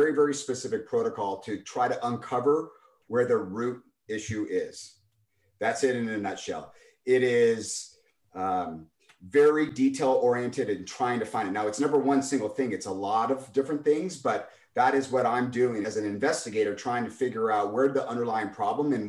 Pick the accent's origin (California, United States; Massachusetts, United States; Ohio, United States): California, United States; Los Altos; also born or lived in San Luis Obispo / San Diego / Napa; I grew up on the peninsula in Los Altos and lived there until I graduated high school